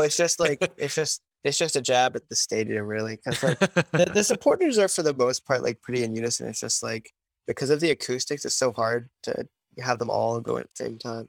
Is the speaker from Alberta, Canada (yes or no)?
no; Vancouver, British Columbia, Canada; I was born in Vancouver